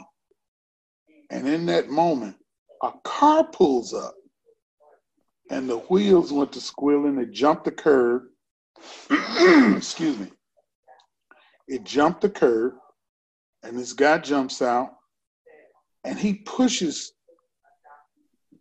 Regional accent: Chicago, Illinois, United States; Growing up in Chicago, I lived in a community called Grove Heights

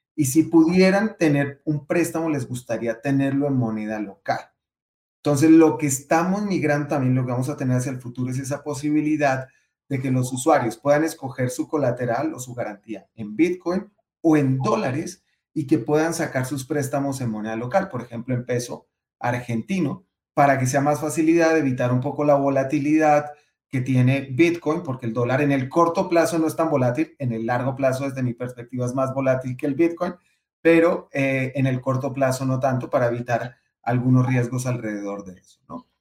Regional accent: Colombia; Colombia, por ejemplo, de donde yo, donde yo nací

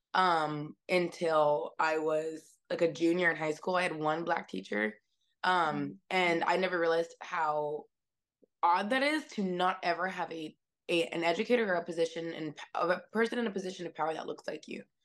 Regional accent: Seattle, Washington, United States; now in New York, United States; I grew up in West Seattle, Washington. I'm not from New York originally

